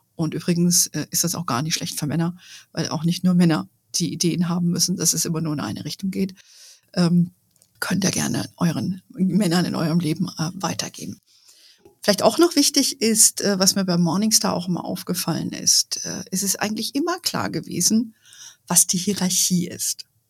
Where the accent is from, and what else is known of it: Germany